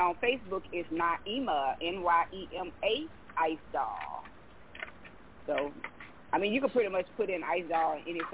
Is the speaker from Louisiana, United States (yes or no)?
yes; Louisiana, United States; I'm down from Louisiana. Of course, a Southern belle, Southern girl